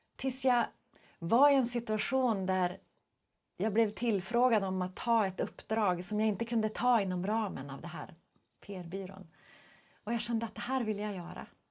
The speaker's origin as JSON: {"language": "Swedish", "town": "Skellefteå", "region": "Västerbotten County", "country": "Sweden", "said": "jag är ju ändå från Skellefteå."}